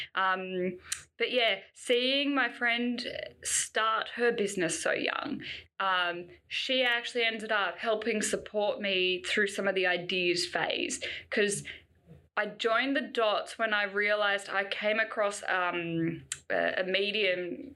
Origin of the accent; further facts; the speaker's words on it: Canberra, Australian Capital Territory, Australia; growing up in Canberra, I'm sure we had programs that came to our school